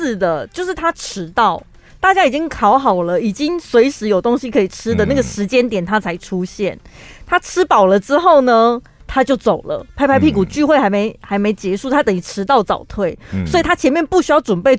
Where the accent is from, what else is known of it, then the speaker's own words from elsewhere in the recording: Taiwan; 台湾人不免俗的，多多少少就会想说来烤肉一下，比较应景。